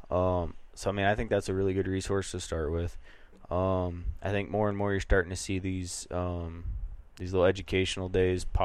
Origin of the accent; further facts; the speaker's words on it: Midwest, United States; when we started elk hunting, we are flatlanders from the Midwest, used to freezing our brains off in tree stands.